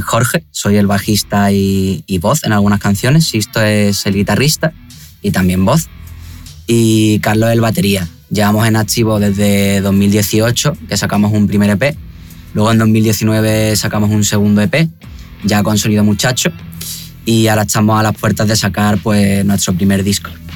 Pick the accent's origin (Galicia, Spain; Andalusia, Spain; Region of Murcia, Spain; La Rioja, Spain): Andalusia, Spain; Málaga; somos un trío de Power Pop Nueva Ola, eh, venimos de Málaga, de España